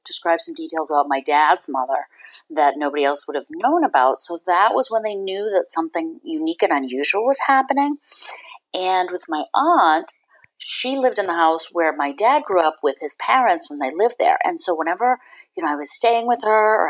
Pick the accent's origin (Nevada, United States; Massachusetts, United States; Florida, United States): Massachusetts, United States; Boston; also born or lived in San Francisco / Berkshires, Massachusetts / Cape Cod / Ireland; now in Swampscott, United States; I grew up in Boston City, so within the city proper limits